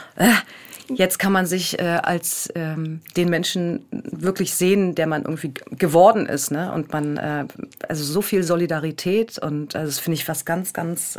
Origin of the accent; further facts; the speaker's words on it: Berlin, Germany; moved away as an adult; also born or lived in Bremen; ich bin natürlich auch in Berlin groß geworden